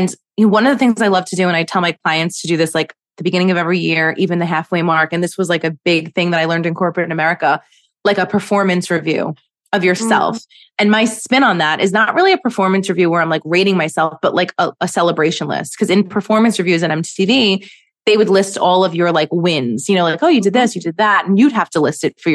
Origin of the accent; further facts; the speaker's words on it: New York City, New York, United States; also born or lived in Manhattan; I live in Manhattan. I grew up in Brooklyn.